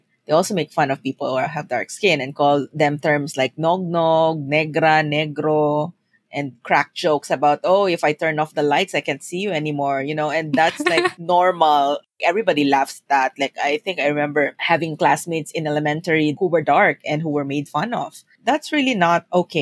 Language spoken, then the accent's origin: English; Philippines; moved away as an adult; also born or lived in Singapore; when I moved to Singapore from the Philippines